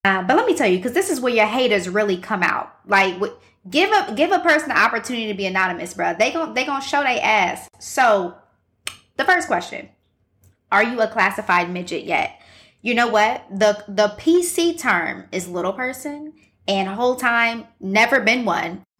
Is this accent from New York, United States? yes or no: no; Columbus, Ohio, United States; also born or lived in Midwest; now in Chicago, United States; I am from Columbus, Ohio, but I've pretty much lived all over the Midwest. I've been in Chicago for about six years at this point